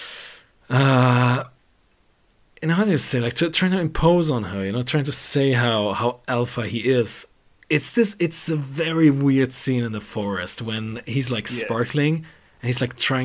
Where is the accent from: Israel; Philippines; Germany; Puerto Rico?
Germany; English is a second language; we are from Germany